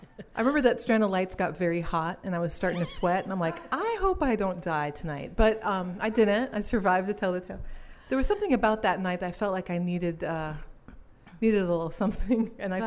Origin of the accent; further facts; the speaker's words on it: Wallonia, Belgium; born there; also born or lived in Singapore; I'm born in Wallonia, which is the French part of Belgium. It's a southern, eastern part. It touches the German border and the French border.